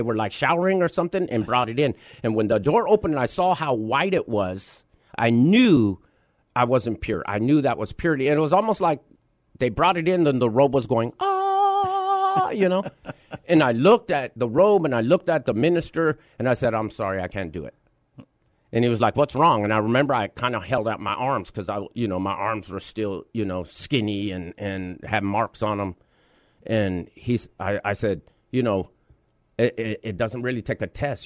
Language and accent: English; Los Angeles, California, United States; I, I'm born and raised in Los Angeles, you know, between downtown and East L A.